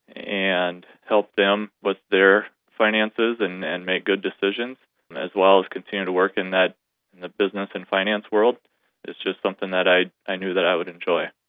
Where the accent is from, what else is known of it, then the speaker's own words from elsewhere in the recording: Sioux Center, Iowa, United States; I was born and raised in Sioux Center